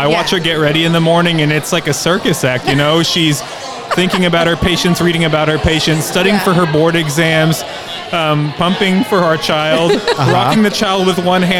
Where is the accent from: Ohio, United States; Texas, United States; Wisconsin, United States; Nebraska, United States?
Texas, United States; Victoria; moved away; also born or lived in Corpus Christi, Texas; I'm from Victoria, but I was born in Corpus, and my wife and I just relocated back down to Corpus